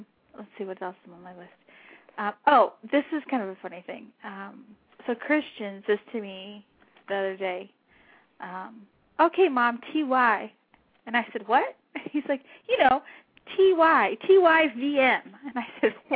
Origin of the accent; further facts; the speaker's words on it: New Mexico, United States; moved away; I grew up in New Mexico